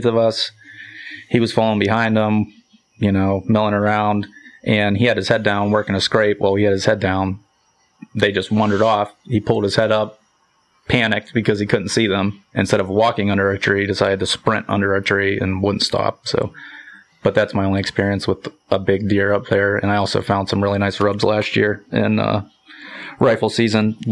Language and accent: English; Monaca, Pennsylvania, United States; Monaco, Pennsylvania